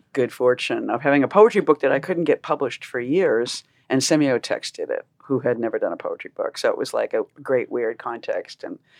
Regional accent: Boston, Massachusetts, United States; moved away as an adult; also born or lived in Marfa, Texas; where I grew up in Massachusetts in the 50s and 60s.

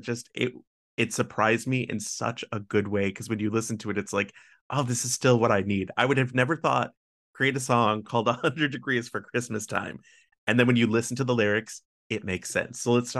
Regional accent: the Midwest of the United States, United States; I'm from the Midwest of the United States.

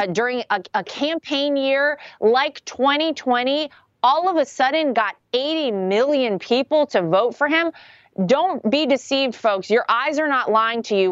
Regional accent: North Carolina, United States; moved away; home state is North Carolina. My family still lives there. I still consider it home.

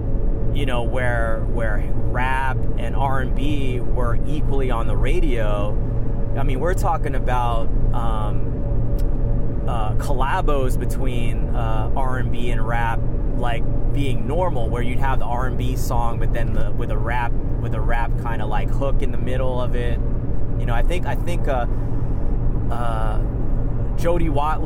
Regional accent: Prince George's County, Maryland, United States; now in San Francisco Bay Area, United States; I grew up in Maryland, right outside of Washington, D.C., PG County.

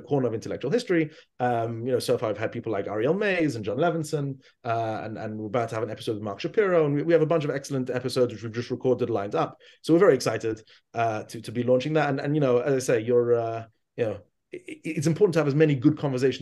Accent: London, United Kingdom; moved away as an adult; also born or lived in Israel; I grew up in London

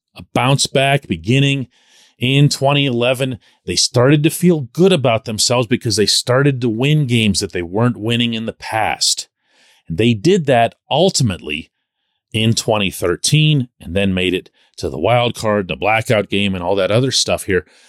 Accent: Pittsburgh, Pennsylvania, United States; I'm born and raised in Pittsburgh

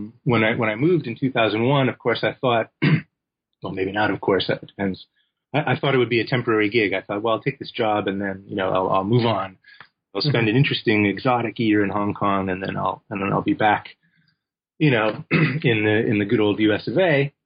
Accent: Seattle, Washington, United States; also born or lived in Los Angeles; now in Bloomington-Normal, United States; Well, I was born in LA, in Los Angeles, California, but I did a lot of my growing up in Seattle, Washington, and in the Midwest also, in a small college town called Bloomington Normal, Illinois, which is where I'm talking to you from right now.

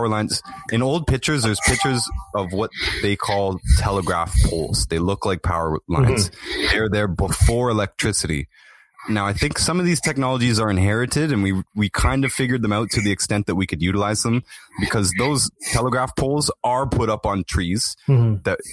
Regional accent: Toronto, Ontario, Canada; I filmed what I thought was a pyramid in my hometown, in East Toronto

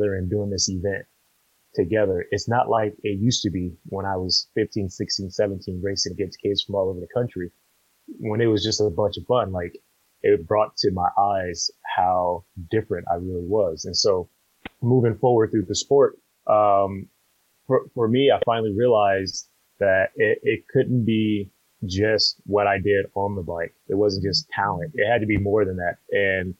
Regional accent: Compton, California, United States; I'm born and raised in Compton

